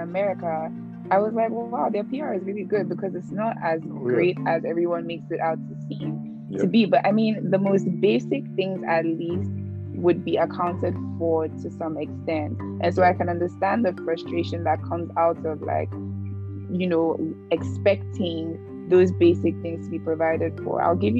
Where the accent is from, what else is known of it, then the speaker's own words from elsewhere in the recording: Ghana; I don't know if this is because I grew up in Ghana